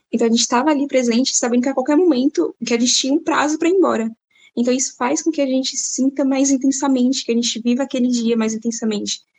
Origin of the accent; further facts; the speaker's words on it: Monteiro, Paraíba, Brazil; Então, primeiramente, eu sou de Monteiro, da Quinta Gerência, e eu fui para Espanha.